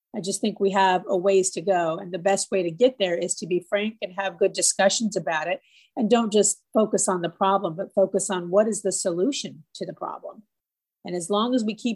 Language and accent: English; California, United States; moved away as an adult; also born or lived in Los Angeles, United States / San Francisco, United States; now in Augusta, United States; I'm originally from California. I moved here in 1992